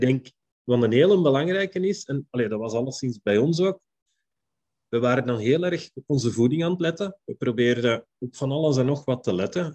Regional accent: Belgium; ik ben een Belg

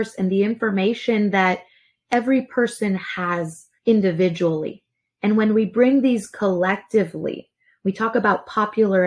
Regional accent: Laredo, Texas, United States; moved away; I'm originally from Laredo

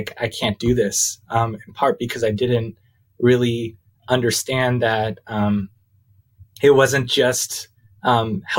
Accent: United States; as an American, as a white American male

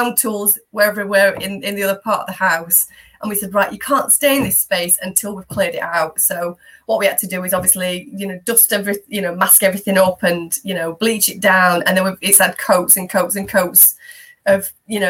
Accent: Yorkshire and the Humber, United Kingdom; now in Derbyshire, United Kingdom; I'm a Yorkshire lass at heart as well

